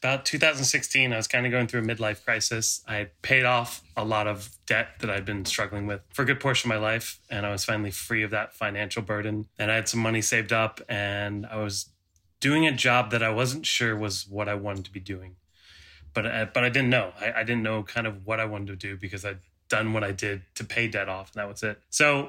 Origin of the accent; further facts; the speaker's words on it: Virginia, United States; moved away as an adult; also born or lived in White Plains, New York / Seattle, Washington / San Diego, California; now in New Zealand; Yeah, so I was born in White Plains, New York, which is kind of the northeast part of the country. I was only there for about 4 years and then my family moved to Virginia.